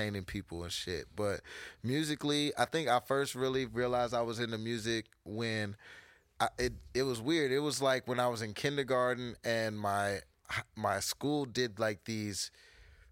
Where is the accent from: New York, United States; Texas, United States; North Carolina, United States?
North Carolina, United States; Charlotte; North side. I'm from the north. I grew up on Sugar Creek Road, suburbs.